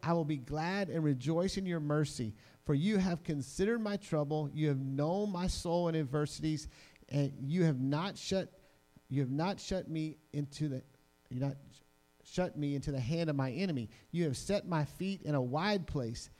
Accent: New Orleans, Louisiana, United States; I'm from New Orleans

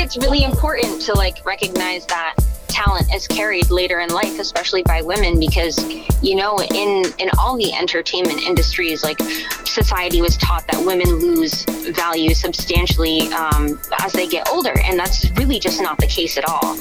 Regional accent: Richmond, United States; also born or lived in Augusta, Maine / Sidney, Maine; I moved to Richmond, and that's where like all of my um, adolescent development happened. So I was there from kindergarten until I graduated

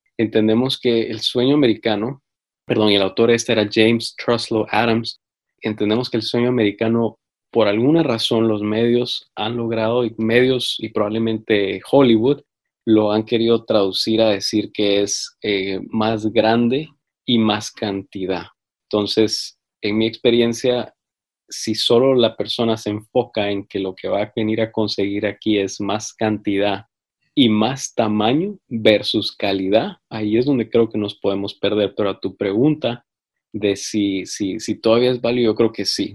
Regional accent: Guatemala; now in United States; yo en mi país, en Guatemala

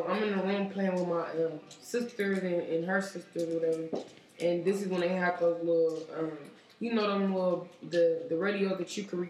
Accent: Sacramento, California, United States; I was born and raised in Oak Park.

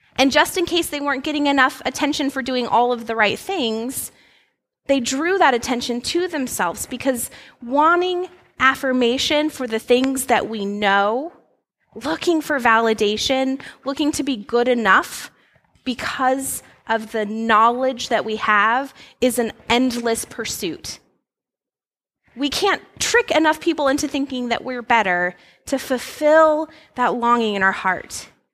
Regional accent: Alaska, United States; moved away; I grew up in Alaska

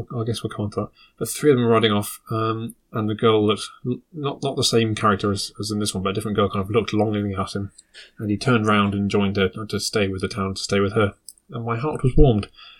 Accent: United Kingdom; Maybe it's because I'm British.

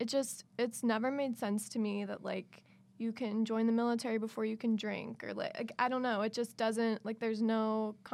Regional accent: Cincinnati, Ohio, United States; when I was in high school, I'm from Cincinnati

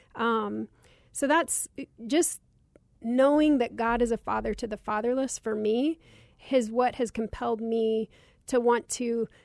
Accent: Cottonwood, Arizona, United States; growing up in Cottonwood poor

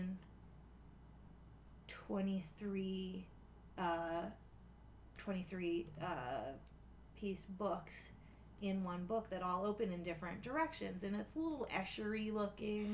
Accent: Choptank River, Eastern Shore, Maryland, United States; I grew up on the Choptank River and on the Eastern Shore

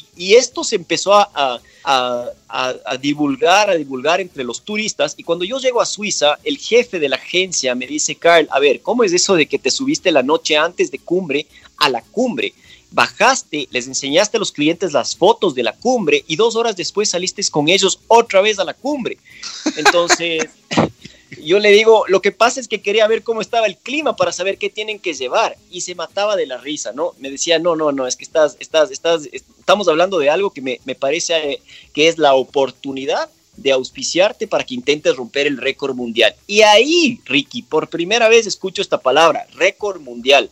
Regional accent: Quito, Pichincha, Ecuador; moved away as an adult; also born or lived in Tumbaco / Switzerland; yo nací como muchos de nosotros en la Clínica de la Mujer en Quito

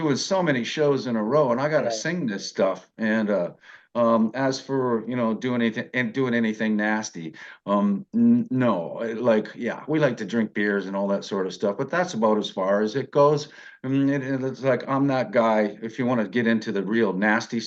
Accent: Niagara Falls, Ontario, Canada; I was born and raised in Niagara Falls.

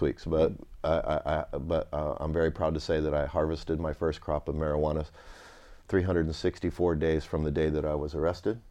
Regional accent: Napa Valley, California, United States; also born or lived in Winters, California; I grew up, I was born and raised in Napa Valley, so where I played as a child is now Opus One

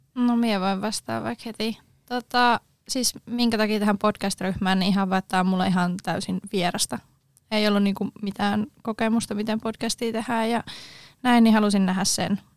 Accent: Joensuu, North Karelia, Finland; Joensuusta tuu

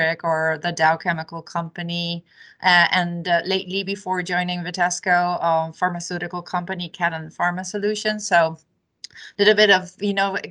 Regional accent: Uruguay; also born or lived in Argentina / Latin America; now in United States; I am originally from South America, born and raised in a small country called Uruguay, and then moved over to Argentina

